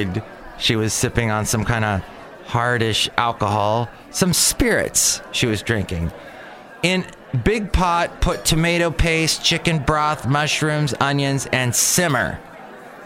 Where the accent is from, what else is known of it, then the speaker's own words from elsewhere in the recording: Los Angeles, California, United States; when I lived in Van Nuys growing up, Van Nuys, California